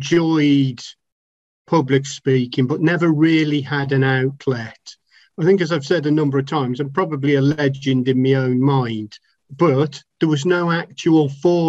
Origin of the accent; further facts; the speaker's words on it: Telford, West Midlands, United Kingdom; I'm from Telford in Shropshire, England